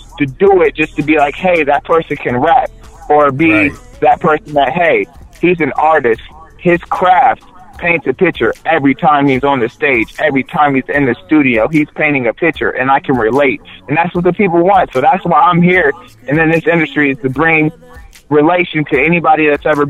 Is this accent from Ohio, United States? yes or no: yes; Delaware, Ohio, United States; now in Columbus, United States; originally I was from Delaware, Ohio, and everybody in Delaware knows me.